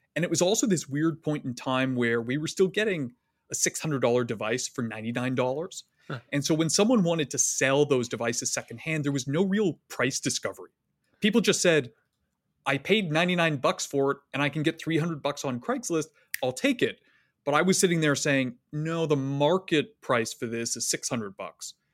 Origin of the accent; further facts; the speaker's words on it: Canada; accent: Canadian; moved away as an adult; now in United States; I grew up in Canada from a fairly liberal family